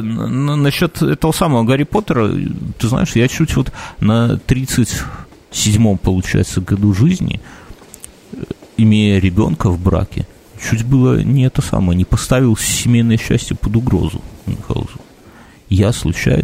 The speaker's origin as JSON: {"language": "Russian", "country": "Belarus", "said": "мы, белорусы и поляки, по сути, в исторической какой-то перспективе, там взять там каких-нибудь 200, наверное, лет назад, это, в принципе, один народ был"}